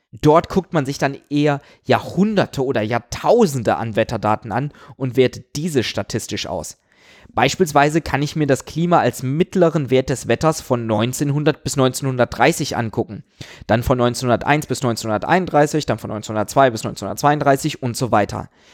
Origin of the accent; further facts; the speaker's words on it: Aachen, North Rhine-Westphalia, Germany; Ich komme aus Aachen